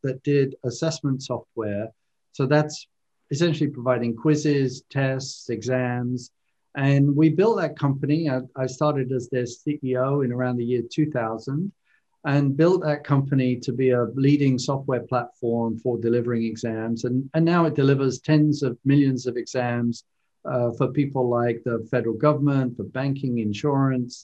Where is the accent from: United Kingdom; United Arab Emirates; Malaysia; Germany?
United Kingdom; London; moved away as an adult; now in United States; as you might tell from my accent, I was originally born and raised in London, in the UK, and grew up there